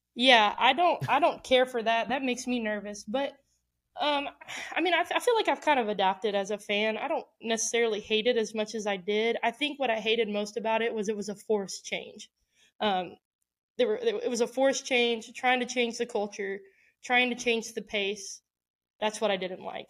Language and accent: English; Houston, Texas, United States; my hometown